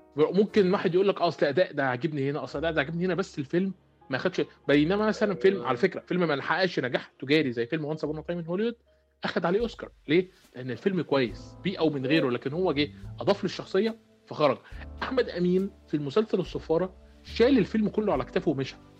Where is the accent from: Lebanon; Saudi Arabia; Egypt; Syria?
Egypt; عندنا في مصر